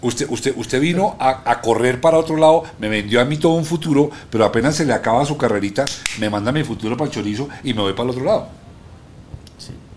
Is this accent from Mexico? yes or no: no; Colombia; somos muy cachacos